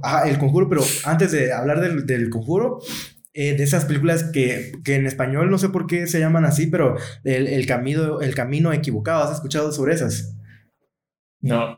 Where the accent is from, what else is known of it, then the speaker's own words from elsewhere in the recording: Guatemala; somos de Guatemala